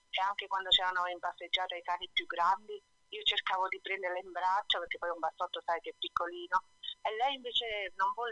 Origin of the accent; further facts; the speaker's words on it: Naples, Campania, Italy; moved away as an adult; now in Bra, Italy; Io vivo a Bra, in Piemonte, però sono napoletana.